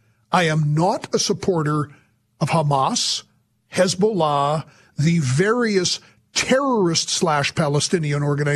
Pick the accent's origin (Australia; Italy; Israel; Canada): Canada; There's been anti-Semitism I didn't think I'd see in my life as a Canadian.